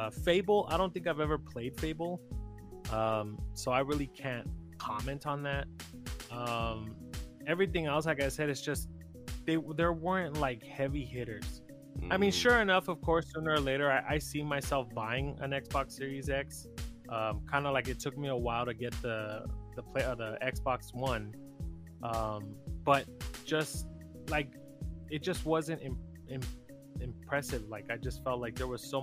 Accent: Texas, United States; I'm from Texas, and it's rare that I ever use like the term y'all or like have that like Texan accent

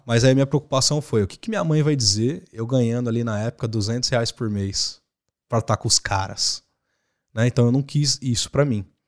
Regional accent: Osasco, São Paulo, Brazil; moved away as an adult; Osasco foi onde eu cresci, comendo cachorro quente e brincando com os pombos

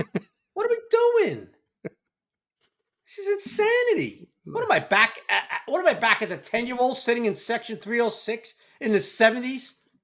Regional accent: New England, United States; I'm from New England. No team.

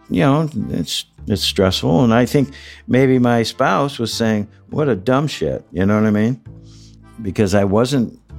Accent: Midwest, United States; I'm from the Midwest. I'm a religious man

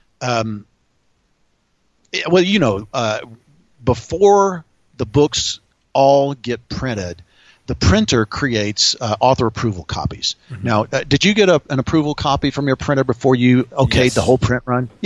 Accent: the South, United States; I grew up in the South

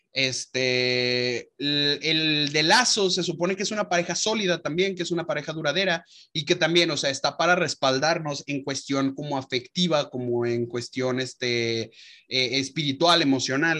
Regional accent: León, Guanajuato, Mexico; moved away; nuestra familia allá en León, porque nos vamos a casar en, nuestra, en mi ciudad natal

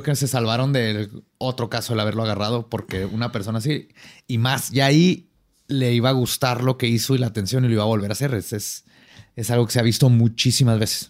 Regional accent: Mexico; en México le decimos nomás Dios

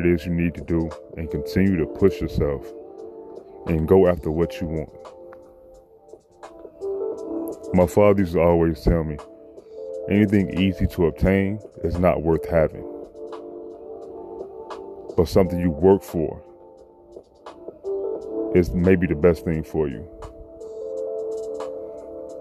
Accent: Chicago, Illinois, United States; I'm from Chicago. You know, coming up from middle school all the way to high school

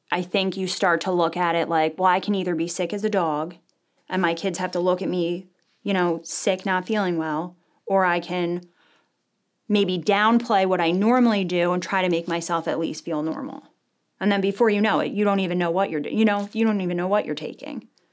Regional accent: Medford, New Jersey, United States; I wasn't born in New Jersey, but I was raised in Medford, New Jersey.

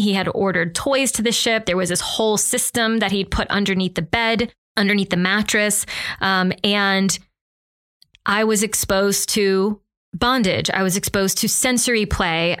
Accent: the South, United States; I'm from the South

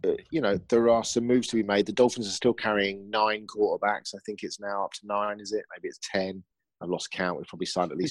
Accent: England, United Kingdom; accent: English; You might not be able to understand my accent. It's called English.

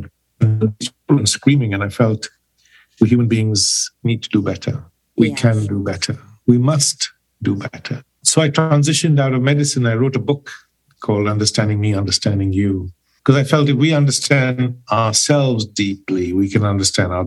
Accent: Pune, Maharashtra, India; moved away as an adult; now in England; I'm originally from India, from Pune. I've been in England now for 30 years.

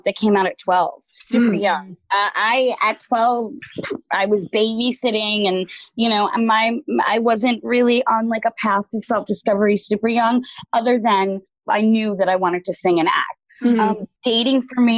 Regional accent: New York, United States; I'm from New York

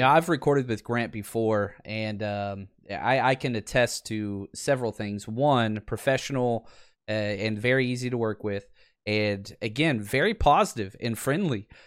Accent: Dallas, Texas, United States; born and raised in Dallas

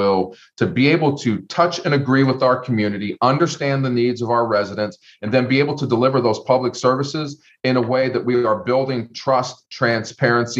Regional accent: Youngstown, Ohio, United States; moved away as an adult; also born or lived in Los Angeles; now in Columbus, United States; I'm from Youngstown, Ohio, born and raised on the south side of Youngstown

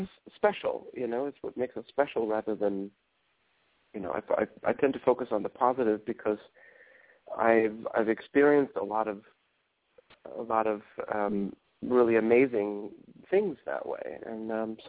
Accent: Nairobi, Kenya; also born or lived in Germany / Johannesburg, South Africa; now in United States; I was born in Germany and then raised in Kenya, Nairobi, Kenya, and in Johannesburg, South Africa. My dad worked for a German company, and they moved him there.

